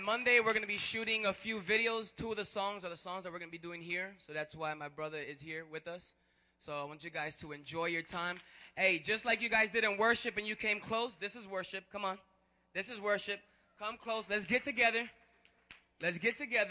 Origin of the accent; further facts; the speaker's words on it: Chicago, Illinois, United States; I'm actually from Chicago, born and raised from here